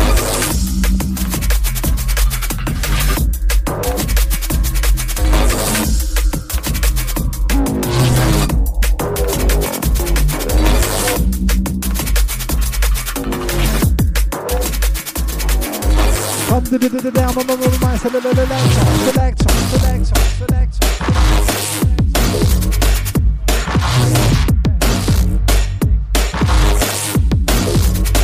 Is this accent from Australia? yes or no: no; London, United Kingdom; We come from Bromley, London, South East